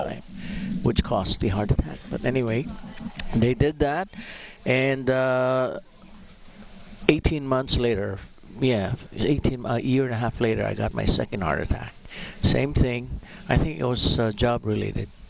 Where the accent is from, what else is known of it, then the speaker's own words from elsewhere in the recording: Philippines; now in Alberta, Canada; I'm originally from the Philippines.